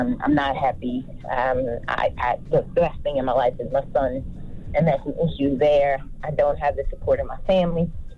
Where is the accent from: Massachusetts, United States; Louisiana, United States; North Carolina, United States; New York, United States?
Louisiana, United States; now in Texas, United States